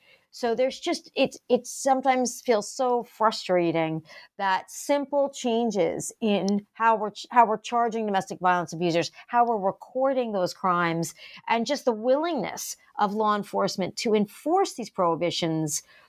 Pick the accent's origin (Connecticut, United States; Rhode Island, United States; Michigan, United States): Rhode Island, United States; Even this, my home state of Rhode Island now